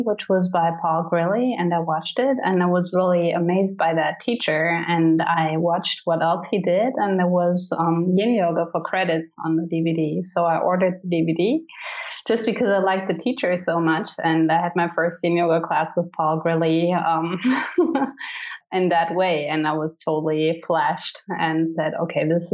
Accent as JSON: {"language": "English", "town": "Cologne", "region": "North Rhine-Westphalia", "country": "Germany", "tie": "born or raised there", "also_born_or_lived": "Idaho", "second_language": "English", "said": "I was born in Cologne, Germany, and I have lived there for 24 years"}